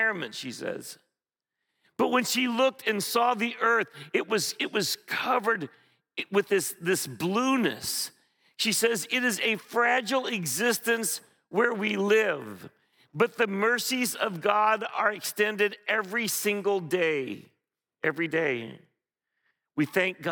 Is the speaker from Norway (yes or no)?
no; Philippines; moved away; I remember very vividly growing up in the Philippines